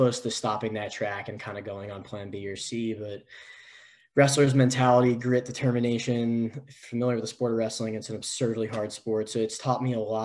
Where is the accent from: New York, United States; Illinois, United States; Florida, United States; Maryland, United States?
New York, United States; moved away as an adult; now in San Diego, United States; I'm from originally from New York